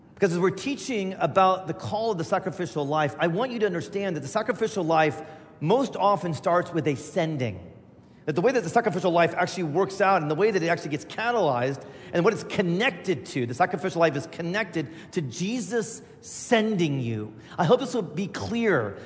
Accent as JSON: {"language": "English", "region": "Indiana", "country": "United States", "tie": "born or raised there", "also_born_or_lived": "Chicago", "moved": "yes", "said": "I grew up in Indiana"}